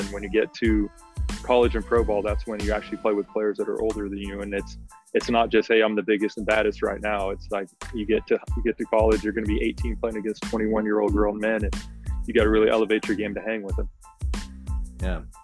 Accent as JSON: {"language": "English", "area": "the Bay Area", "region": "California", "country": "United States", "said": "we're all from the Bay"}